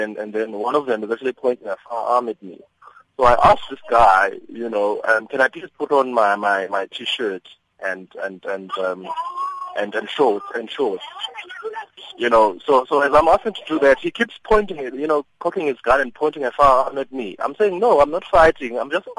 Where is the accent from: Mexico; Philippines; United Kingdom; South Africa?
South Africa; If I feel violated as a civilian, as a South African, as a civilian, then they need to accept that.